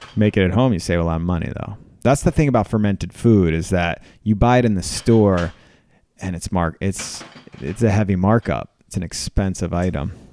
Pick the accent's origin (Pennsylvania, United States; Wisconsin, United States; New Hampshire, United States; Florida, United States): Pennsylvania, United States; Philadelphia; I thought I was from Philadelphia